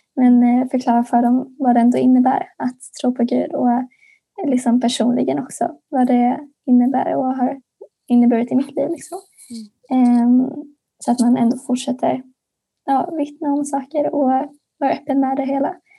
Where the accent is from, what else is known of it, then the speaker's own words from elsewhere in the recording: Örkelljunga, Skåne, Sweden; går på den kristna friskolan Solängsskolan i Örkelljunga, Skåne